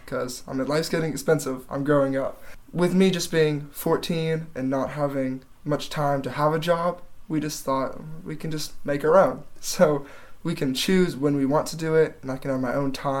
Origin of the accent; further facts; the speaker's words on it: Maryville, Tennessee, United States; I was born and raised in Maryville, so this is kind of my hometown.